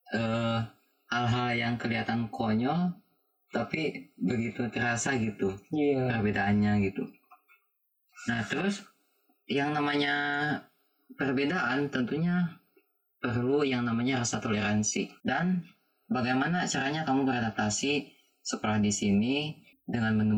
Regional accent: Pangandaran, West Java, Indonesia; tapi pas sekolah ke sini saya juga orang Pangandaran kan pas sekolah ke sini

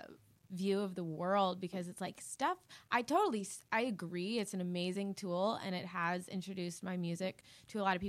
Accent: Hilton Head Island, South Carolina, United States; moved away; also born or lived in Charleston, South Carolina; I'm from Hilton Head Island, South Carolina.

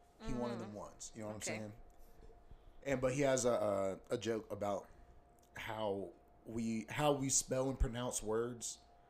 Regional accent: North Carolina, United States; I'm from North Carolina

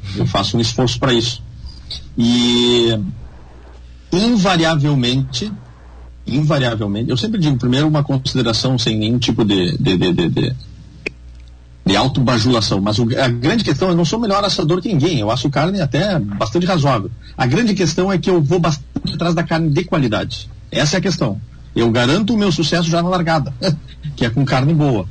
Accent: Santana do Livramento, Rio Grande do Sul, Brazil; eu sou de Santana do Livramento

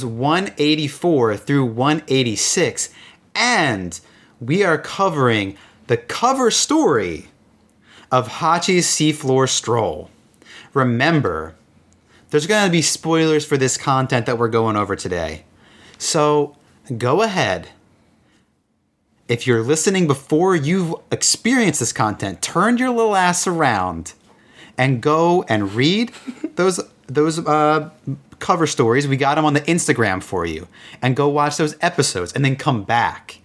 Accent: New Jersey, United States; I'm from New Jersey

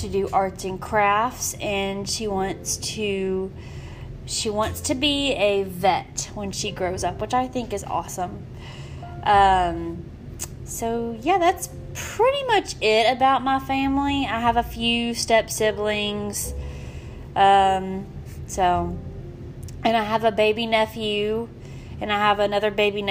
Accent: Memphis, Tennessee, United States; I grew up in Memphis.

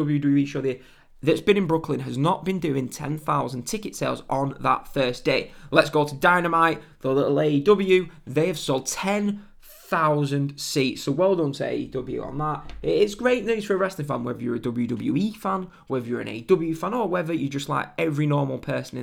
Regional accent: England, United Kingdom; I'm English

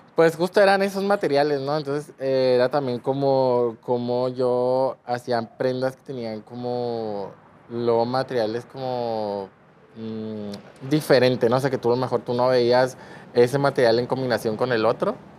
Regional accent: Culiacán, Sinaloa, Mexico; Tengo 25 años, soy de aquí de Culiacán

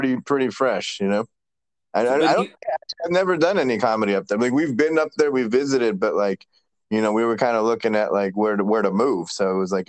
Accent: Rochester, New York, United States; now in San Diego, United States; I was born in Rochester, New York.

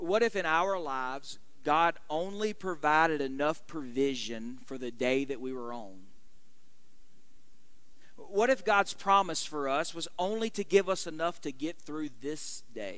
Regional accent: United States; as American Christians living in the midst of what is, we recognize, a very unchristian world

